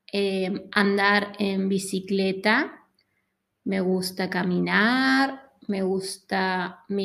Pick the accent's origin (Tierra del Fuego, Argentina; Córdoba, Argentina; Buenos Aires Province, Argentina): Córdoba, Argentina; Río Cuarto; Soy de Río Cuarto, ciudad de Córdoba.